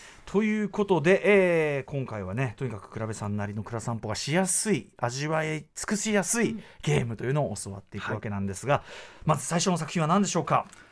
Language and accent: Japanese; Tokyo, Japan; 僕がもちろん東京生まれ東京育ちで